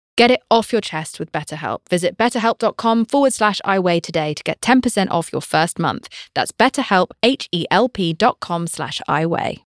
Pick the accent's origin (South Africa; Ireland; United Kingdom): United Kingdom; I'm British. We are told to never say how we're feeling about anything ever.